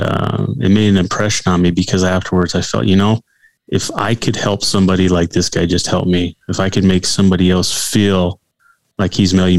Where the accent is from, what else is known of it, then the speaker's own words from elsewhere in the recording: California, United States; now in Colorado, United States; she's from Northern California. I was from Southern California, which are two different states. I mean, it's just totally different. And when we first got married, it was actually less expensive to live here in Colorado than it was out in California